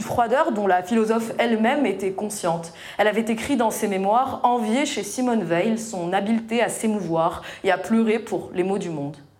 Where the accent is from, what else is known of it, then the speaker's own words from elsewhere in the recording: Tunisia; moved away as an adult; j'ai quitté ma Tunisie natale après le lycée et construit ma vie ailleurs